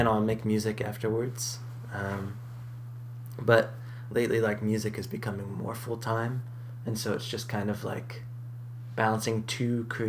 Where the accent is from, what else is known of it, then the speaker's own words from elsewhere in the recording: New England, United States; born there; also born or lived in Boston; So I moved from Boston. {S2} Okay. {S1} But most of my family's in Southern California. That's mm-hmm. where I go to see my family. But I was born in New England as well.